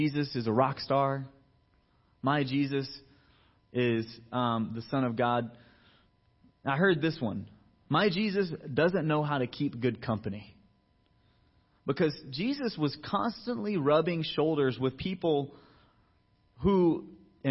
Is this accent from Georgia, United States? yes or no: yes; Georgia, United States; moved away as an adult; I was brought up in Georgia. I went to high school and college out there